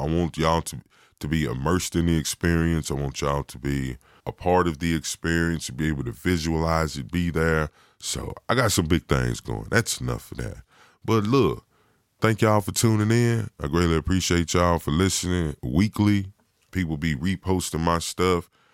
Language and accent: English; Virginia, United States; moved away; originally, I'm from Virginia